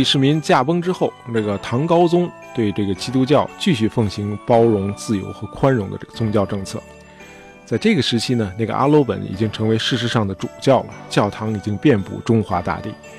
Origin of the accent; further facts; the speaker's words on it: China; 尤其是被我们中国人遗忘的中西交流史。